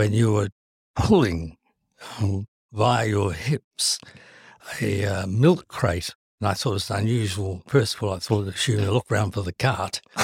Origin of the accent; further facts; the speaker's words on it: Timaru, Canterbury, New Zealand; moved away; I was brought up in New Zealand